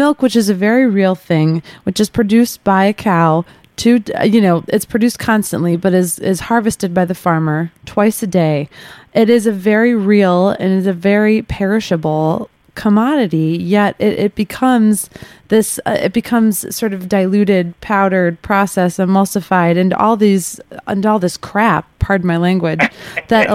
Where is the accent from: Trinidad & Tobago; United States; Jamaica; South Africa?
United States; Chicago, Illinois; I'm from Chicago